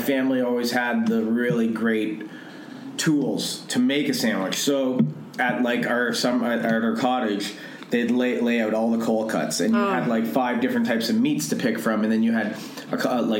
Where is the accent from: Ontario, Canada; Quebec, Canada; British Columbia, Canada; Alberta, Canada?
Ontario, Canada; Toronto; moved away as an adult; now in Los Angeles, United States; I grew up in Toronto